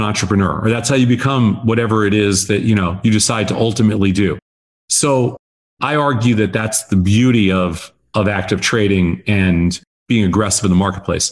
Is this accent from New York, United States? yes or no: yes; outside of New York, United States; moved away as an adult; also born or lived in Chicago; I grew up in outside of New York, and I'd never been west